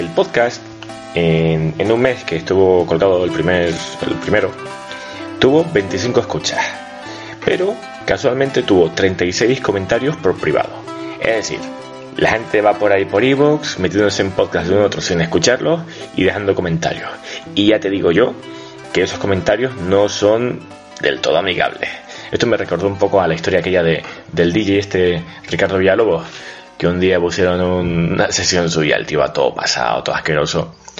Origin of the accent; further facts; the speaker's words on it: Canary Islands, Spain; moved away as an adult; also born or lived in Madrid; soy de Canarias y vengo a estudiar una carrera, a estudiar en Madrid